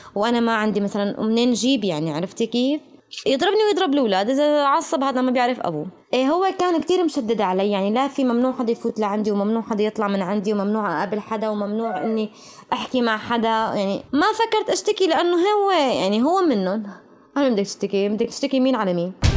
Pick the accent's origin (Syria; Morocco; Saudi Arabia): Syria; Damascus, Damascus Governorate; moved away as an adult; also born or lived in Aleppo / Turkey; أنا من الشام أهلي بالشام